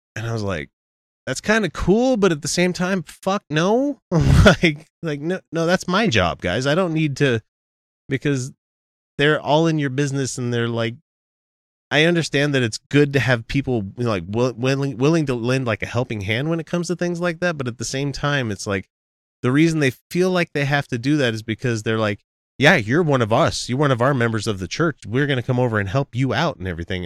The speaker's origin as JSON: {"language": "English", "region": "Utah", "country": "United States", "said": "we're from Utah."}